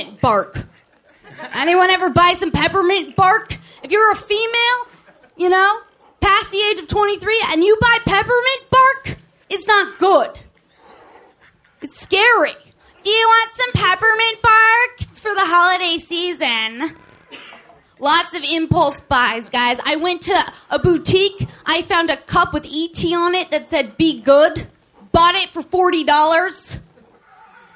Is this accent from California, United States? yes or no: yes; the Valley, California, United States; I'm from the Valley